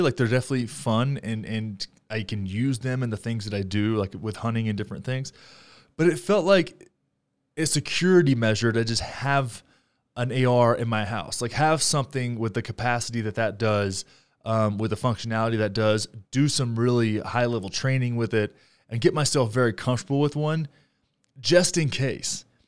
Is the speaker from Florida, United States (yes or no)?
no; Graham, Texas, United States; now in Denver, United States; my hometown of Graham, Texas